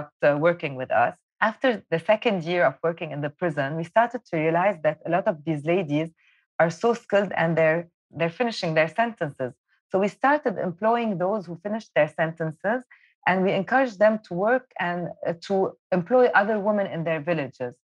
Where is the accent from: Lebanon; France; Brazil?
Lebanon; Beirut, Beirut Governorate; I was born in Beirut and I was raised during the Civil War.